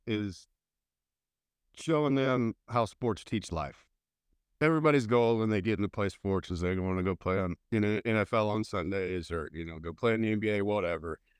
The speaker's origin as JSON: {"language": "English", "region": "Indiana", "country": "United States", "tie": "born or raised there", "also_born_or_lived": "Missouri / Denver, Colorado", "moved": "as an adult", "lives_now": "Montgomery, Texas, United States", "said": "I was born and raised in Indiana"}